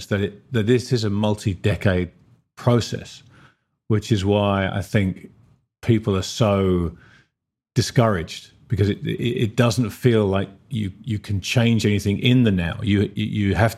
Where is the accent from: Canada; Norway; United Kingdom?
United Kingdom; now in Australia; my home country of Britain and my adopted home country of Australia